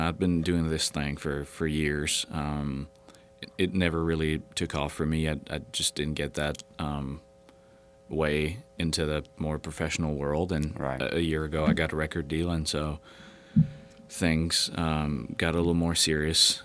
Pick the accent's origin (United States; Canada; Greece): Canada; Sherbrooke, Quebec; first language French; English is a second language; also born or lived in South America; now in Calgary, Canada; I was born in a town called Sherbrooke